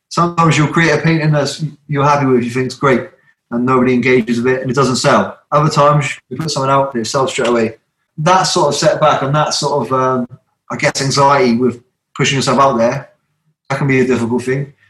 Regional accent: Southampton, South East England, United Kingdom; moved away as an adult; now in South Wales, United Kingdom; I'm from Southampton originally

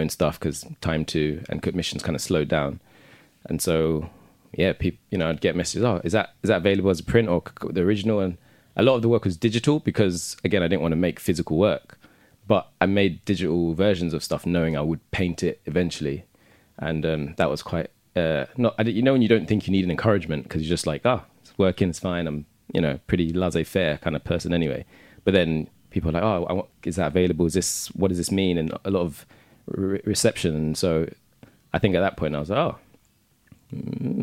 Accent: London, United Kingdom; also born or lived in Hackney; I live in Hackney, mm-hmm. but I'm from Southeast London

